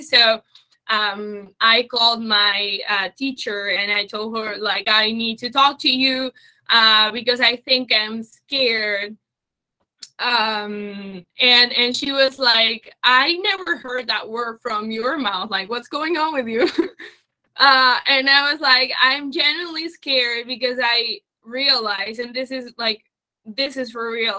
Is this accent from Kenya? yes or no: no; Uruguay; moved away as an adult; also born or lived in Germany; I was born in Uruguay. Then I lived in Germany